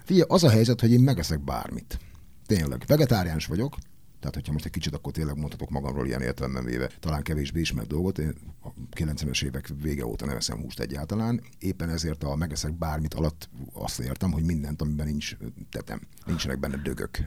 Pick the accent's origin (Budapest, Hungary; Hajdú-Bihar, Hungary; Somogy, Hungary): Hajdú-Bihar, Hungary; Debrecen; engem, mint Debrecenit